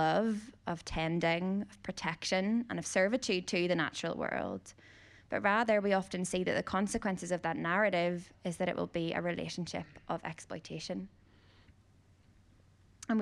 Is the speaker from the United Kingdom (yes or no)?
yes; Northern Ireland, United Kingdom; growing up in Northern Ireland, in case you didn't hear the accent